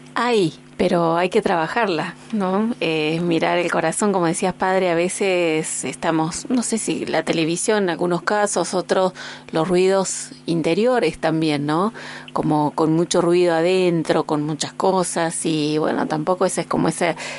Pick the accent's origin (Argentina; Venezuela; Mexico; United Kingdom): Argentina; como argentinos